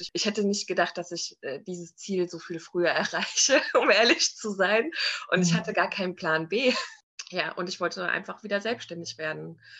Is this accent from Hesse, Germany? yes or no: yes; Frankfurt am Main, Hesse, Germany; moved away as an adult; now in Limeshain, Germany; Also ich bin geboren und aufgewachsen in Frankfurt am Main